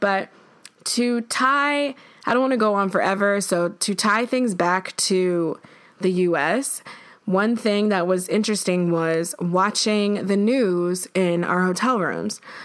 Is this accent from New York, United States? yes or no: yes; Buffalo, New York, United States; now in New York, United States; growing up in Buffalo